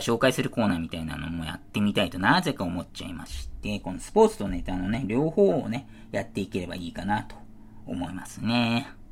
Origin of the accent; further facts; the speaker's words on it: Niiza, Saitama, Japan; 埼玉県新座市というところね、放送をしてますし、私そこで生まれておりますということで。小中はね、市内の公立学校の方にね、住んでおりまして